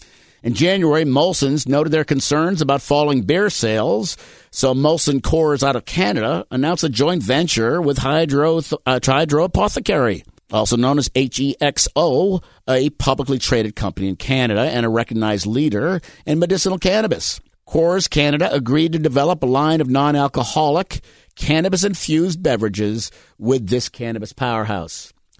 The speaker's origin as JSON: {"language": "English", "region": "Massachusetts", "country": "United States", "tie": "born or raised there", "said": "I grew up in Massachusetts. Love it there."}